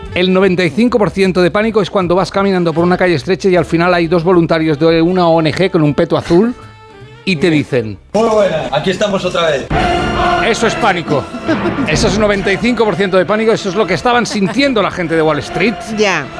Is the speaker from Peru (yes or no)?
no; Catalonia, Spain; yo que soy catalán y un poco rata